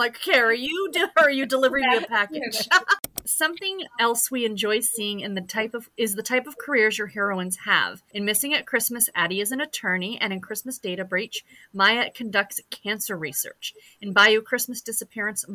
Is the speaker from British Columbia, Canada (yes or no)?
no; Toronto, Ontario, Canada; growing up in Toronto